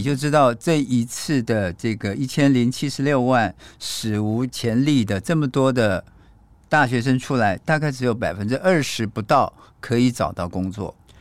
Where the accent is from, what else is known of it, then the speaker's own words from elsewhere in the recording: Taiwan; 我是一个台湾人